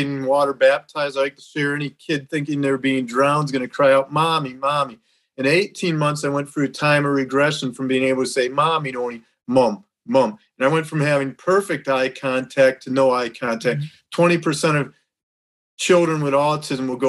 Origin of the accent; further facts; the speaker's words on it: Rochester Hills, Michigan, United States; I'm from Rochester Hills, Michigan, which is 40 minutes north of Detroit